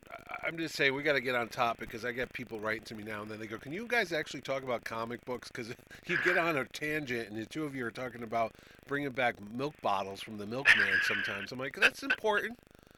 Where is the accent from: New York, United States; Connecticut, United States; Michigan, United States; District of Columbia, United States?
Connecticut, United States; New Haven; There's a page on Facebook called Growing Up in New Haven, and I like watching it because they mention old bars that are long gone and bookstores that I used to go to.